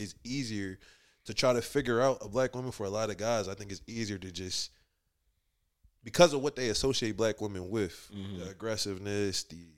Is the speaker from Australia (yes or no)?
no; Liberia; I'm African, so I'm Liberian. So culturally, like, your sister serve you, your mom, like, they serve the men.